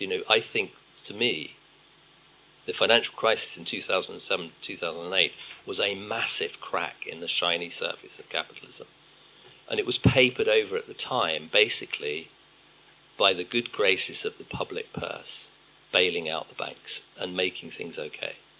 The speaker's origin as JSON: {"language": "English", "country": "United Kingdom", "said": "as a Brit"}